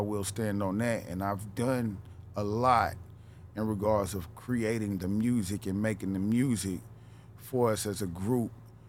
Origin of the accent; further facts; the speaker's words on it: the South, United States; Where I can't, even though I come from the South, I can't just put myself as a Southern artist because I'm almost like a mixture of the East, West, and the South.